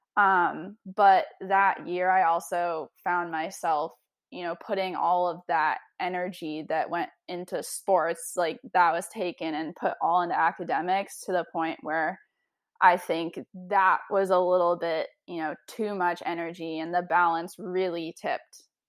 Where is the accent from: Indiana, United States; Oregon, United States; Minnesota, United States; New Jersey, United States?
Oregon, United States; moved away as an adult; now in Bedford, United States; growing up in Oregon, it's a super active place